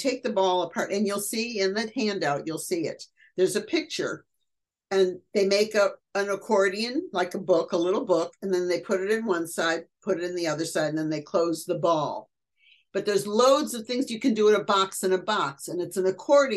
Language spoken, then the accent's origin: English; Detroit, Michigan, United States; moved away; also born or lived in Cincinnati; I'm from Detroit, So I'm a Motown girl